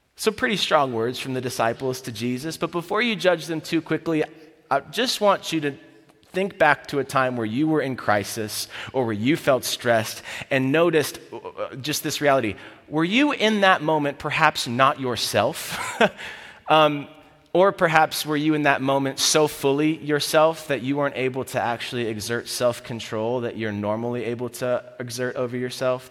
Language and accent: English; Florida, United States; I'm from Florida.